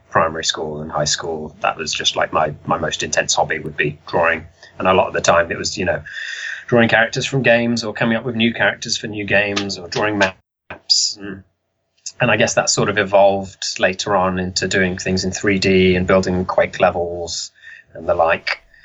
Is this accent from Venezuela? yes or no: no; Telford, West Midlands, United Kingdom; I'm from Telford. Uh, I've always lived there